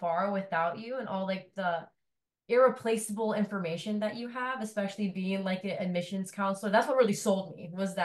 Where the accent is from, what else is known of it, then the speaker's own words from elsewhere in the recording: Maryland, United States; I'm from Maryland